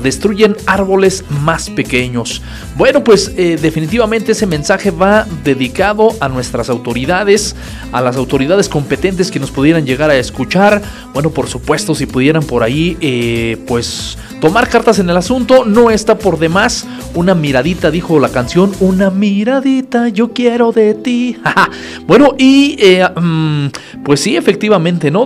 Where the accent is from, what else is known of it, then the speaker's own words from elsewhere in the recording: Acambay, State of Mexico, Mexico; Muy de nuestra tierra, muy de Acambay